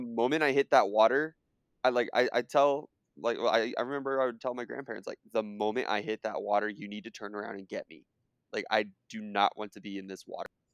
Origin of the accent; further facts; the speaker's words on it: Southern California, United States; I grew up in Southern California